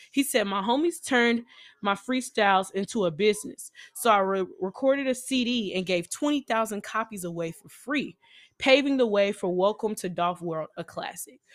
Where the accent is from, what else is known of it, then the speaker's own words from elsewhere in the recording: Nashville, Tennessee, United States; I'm from Nashville, Tennessee